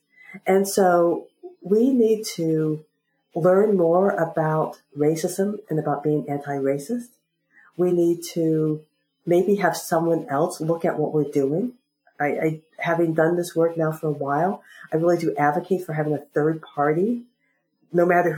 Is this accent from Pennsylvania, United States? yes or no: yes; South Central Pennsylvania, United States; I'm from South Central Pennsylvania.